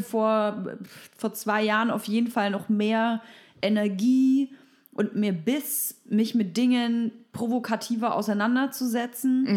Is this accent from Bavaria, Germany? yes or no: yes; Bavaria, Germany; now in Berlin, Germany; Ich komme aus Bayern